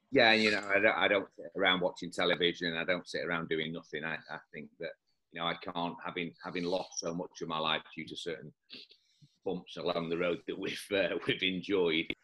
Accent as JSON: {"language": "English", "town": "Leeds", "region": "Yorkshire and the Humber", "country": "United Kingdom", "tie": "born or raised there", "moved": "yes", "lives_now": "Dubai, United Arab Emirates", "said": "I was born in Leeds"}